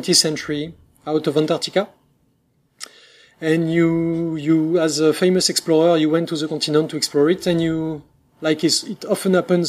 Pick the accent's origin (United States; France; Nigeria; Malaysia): France; accent: French; English is a second language; we are two guys from France, so obviously we'll have a French accent